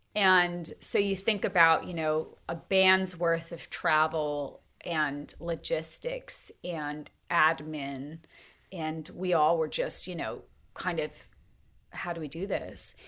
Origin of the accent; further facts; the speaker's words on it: Montana, United States; also born or lived in Tennessee; now in North Carolina, United States; we raised cattle growing up in Montana